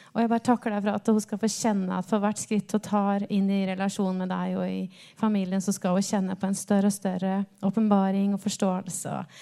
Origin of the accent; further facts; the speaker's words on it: Rena, Hedmark, Innlandet, Norway; moved away; Opprinnelig så er jeg fra Rema i gamle Hedmark